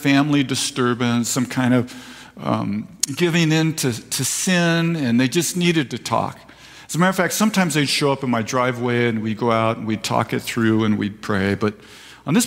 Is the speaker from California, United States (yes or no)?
yes; Escondido, California, United States; also born or lived in Vista, California; now in Fallbrook, United States; I was born in Escondido